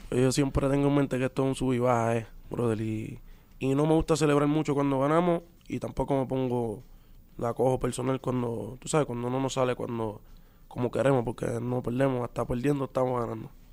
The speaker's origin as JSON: {"language": "Spanish", "country": "Puerto Rico", "said": "los boricuas somos así también"}